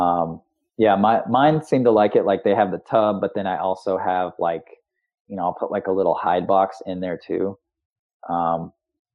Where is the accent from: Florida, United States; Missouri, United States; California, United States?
Florida, United States; as a kid, I grew up in Florida